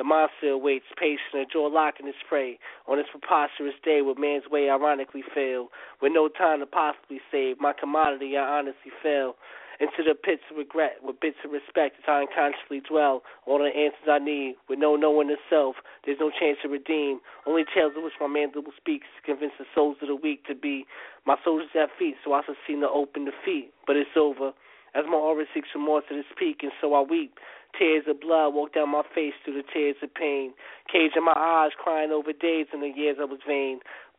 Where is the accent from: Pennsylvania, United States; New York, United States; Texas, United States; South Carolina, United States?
New York, United States; New York.